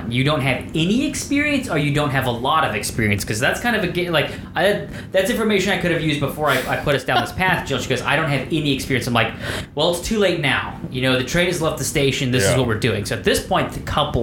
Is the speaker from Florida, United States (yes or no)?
yes; Florida, United States; I'm from Florida